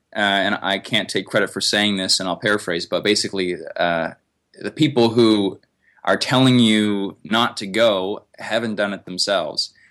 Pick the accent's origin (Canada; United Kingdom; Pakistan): Canada; I'm from Canada. And here we have lots of forest